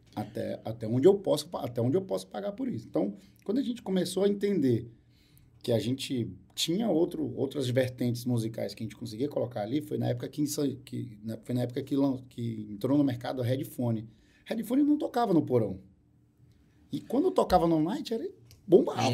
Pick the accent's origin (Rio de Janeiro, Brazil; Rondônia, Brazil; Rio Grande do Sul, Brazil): Rondônia, Brazil; Porto Velho; now in Manaus, Brazil; Sou de Porto Velho. Em Porto Velho, no colégio me chamavam de …